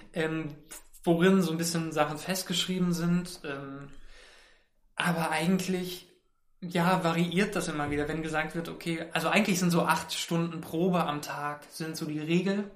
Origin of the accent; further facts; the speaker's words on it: Mainz, Rhineland-Palatinate, Germany; now in Berlin, Germany; ich komme ja aus Mainz und Mainz ist so eine süße mittelgroße Stadt